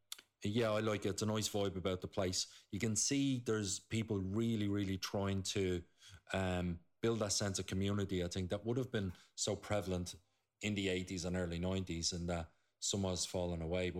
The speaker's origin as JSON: {"language": "English", "town": "Coolock", "region": "Leinster", "country": "Ireland", "said": "I'm from Coolock, Costa del Coolock."}